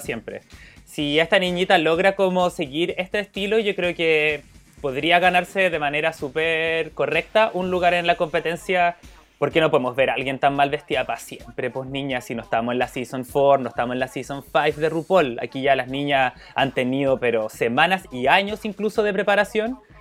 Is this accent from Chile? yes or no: yes; Chile; nosotras, que somos chilenas, que estamos en otro continente